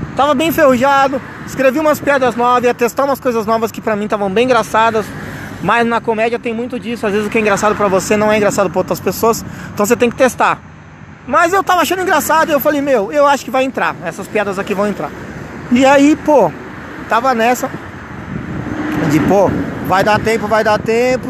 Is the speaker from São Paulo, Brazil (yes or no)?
yes; Vinhedo, São Paulo, Brazil; eu sou de Vinhedo